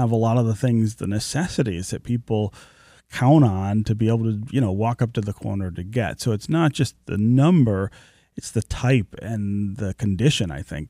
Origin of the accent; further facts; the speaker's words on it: Detroit, Michigan, United States; born there; a project that I started in the neighborhood where I was born near Livernois and Grand River in the home that my family lived in when I was born.